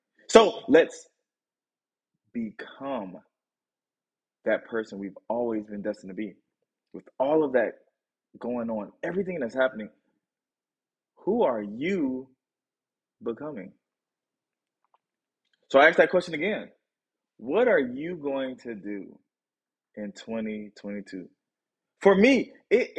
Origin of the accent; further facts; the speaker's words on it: Tennessee, United States; That's my hometown. It's my home state. It's where I live